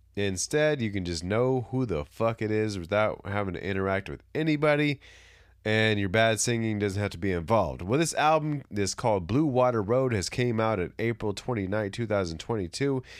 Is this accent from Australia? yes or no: no; California, United States; I'm from California